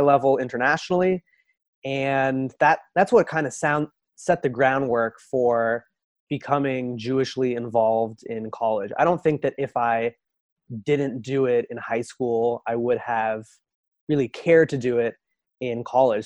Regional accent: Los Angeles, California, United States; also born or lived in Boston; moved to Los Angeles when I was six years old

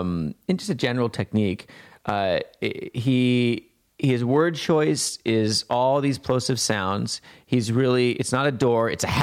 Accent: Montana, United States; I grew up in Montana, like really close to the reservations

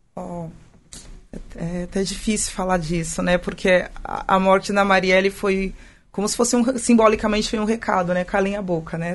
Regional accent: São Paulo, Brazil; eu sou de São Paulo, né? Meus pais são de São Paulo

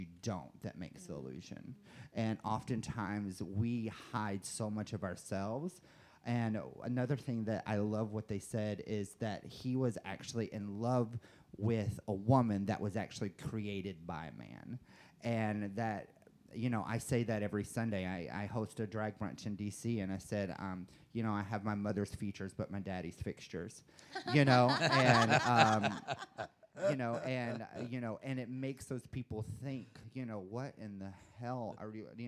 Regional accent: the South, United States; I'm from the South

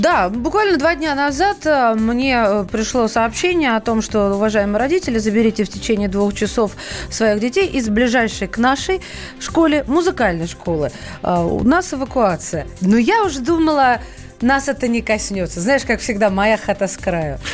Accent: Russia

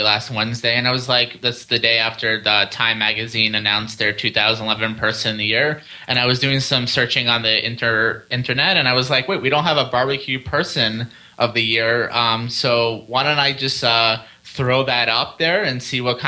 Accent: New York, United States; now in Washington, D.C., United States; I'm from New York, now living in Washington, D.C. area

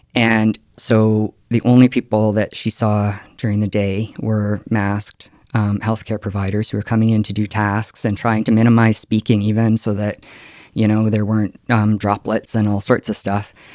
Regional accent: Calgary, Alberta, Canada; I come from Calgary

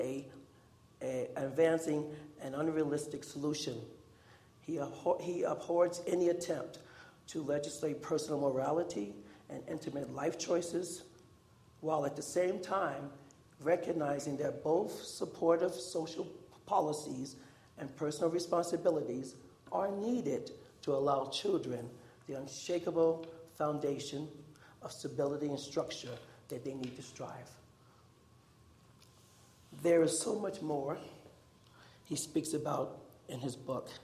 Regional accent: New York City, New York, United States; moved away as an adult; also born or lived in Idaho; now in New Mexico, United States; I was born in Harlem, Manhattan, New York City. And I was very poor, but I didn't know it.

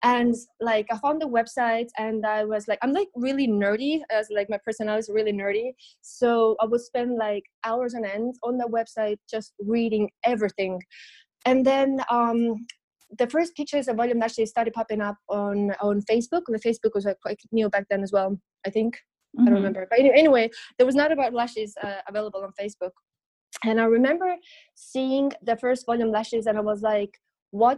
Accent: Estonia; moved away as an adult; also born or lived in London; I'm originally from Estonia, which is like a very, very tiny country in Northern Europe

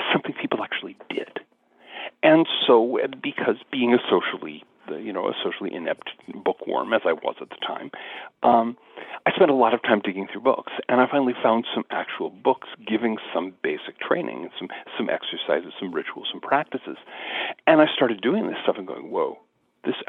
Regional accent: Seattle, Washington, United States; growing up in the South Seattle suburbs, out near Seattle, Washington

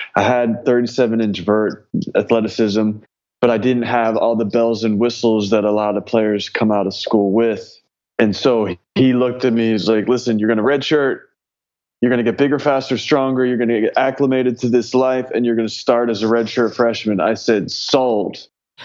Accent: Philadelphia, Pennsylvania, United States; moved away as an adult; also born or lived in West Virginia; growing up in the Philly area

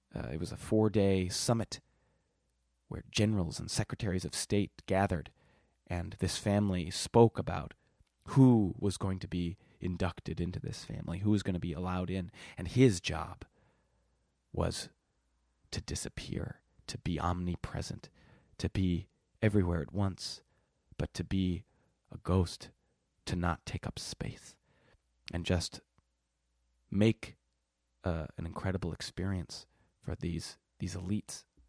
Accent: Milwaukee, Wisconsin, United States; moved away; I'm from Milwaukee, Wisconsin

